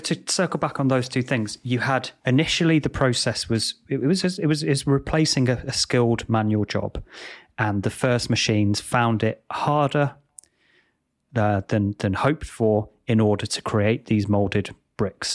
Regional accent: England, United Kingdom; Growing up in England

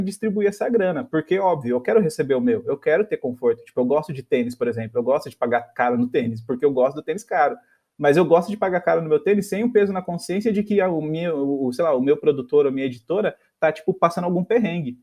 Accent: São Paulo, Brazil; eu sou do Sapopemba

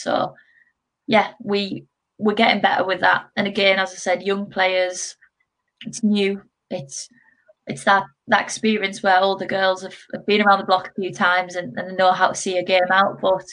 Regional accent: Middlesbrough, North East England, United Kingdom; moved away as an adult; also born or lived in Midlands / Loughborough; I am actually from Middlesbrough, so I played through their centre of excellence, and then moved away to obviously the Midlands and went to Loughborough University

